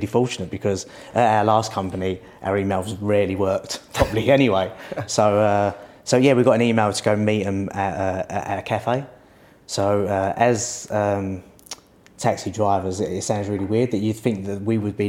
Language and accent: English; London, United Kingdom; We're from Stepney originally, so we're East London boys